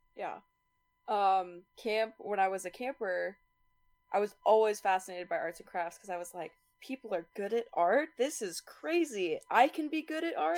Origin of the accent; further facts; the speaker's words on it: Utah, United States; I am from Utah